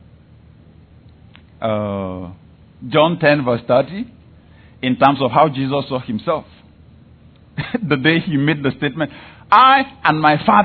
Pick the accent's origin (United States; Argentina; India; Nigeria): Nigeria; I am a Nigerian